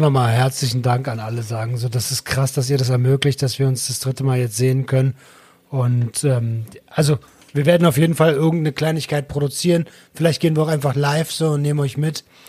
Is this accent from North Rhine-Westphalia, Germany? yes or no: no; Berlin, Germany; ich bin Berliner